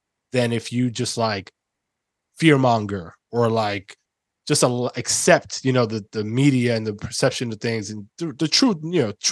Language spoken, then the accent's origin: English; New York City, New York, United States; moved away; my own experience growing up in the Bronx